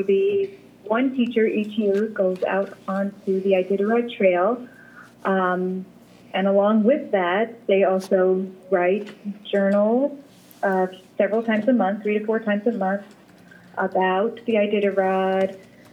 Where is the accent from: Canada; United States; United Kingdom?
United States; Mansfield, Connecticut; also born or lived in Virginia Beach, Virginia; I'm from Mansfield, Connecticut.